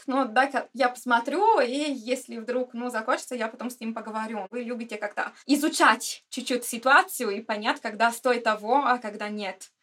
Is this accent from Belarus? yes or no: no; Cagliari, Sardinia, Italy; Russian is a second language; moved away as an adult; now in Russia; поскольку я родилась на Сардинии и прямо у моря, я из Кальгари